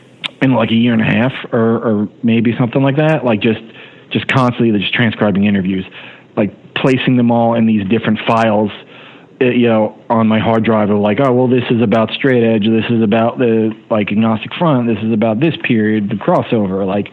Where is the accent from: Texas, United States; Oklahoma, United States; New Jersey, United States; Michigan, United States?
New Jersey, United States; I was a guy from New Jersey who was really into it.